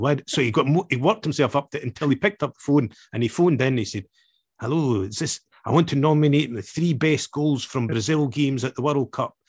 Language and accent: English; Scotland, United Kingdom; I was born and raised in Scotland